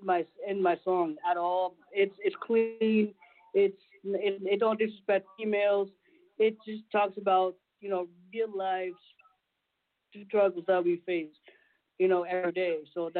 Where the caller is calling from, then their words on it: Orlando, Florida, United States; I'm calling from Orlando, Florida.